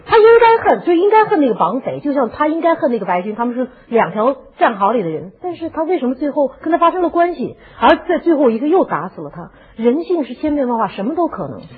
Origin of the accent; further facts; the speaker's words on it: China; 我们中国人都熟悉那个故事